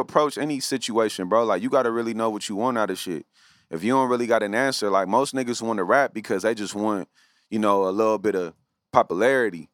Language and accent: English; Los Angeles, California, United States; I grew up in the West Side